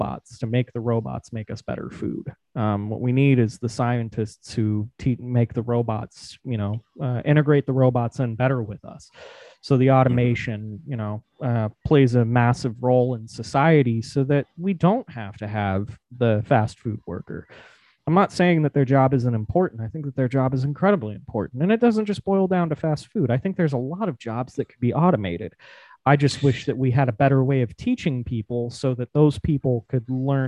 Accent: Nevada, United States; I'm a massive, massive, massive fan of my home state. I love where I grew up, the land

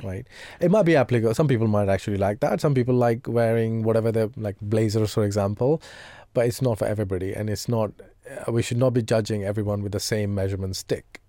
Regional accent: India; moved away; I come from India

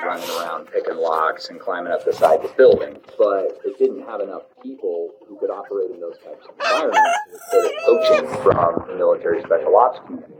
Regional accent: Montana, United States; I grew up in Montana. I grew up in Montana. Not a lot of surfing in Montana.

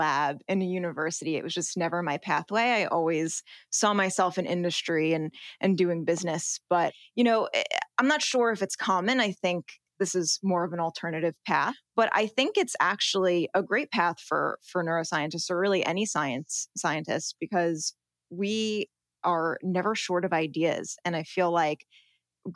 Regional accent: suburbs of New York City, United States; I grew up in New York in the suburbs of New York City

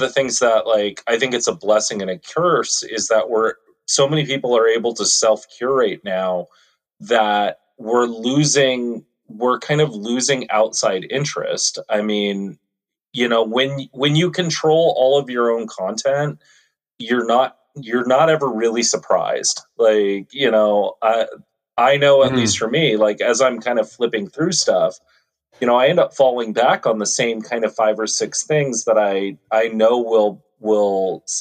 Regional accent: Los Angeles, California, United States; I grew up in Southern California. My family moved up to East Los Angeles when I was about 7 or 8.

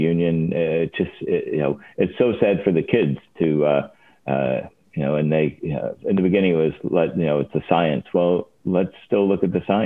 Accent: Chicago, Illinois, United States; I grew up in Chicago

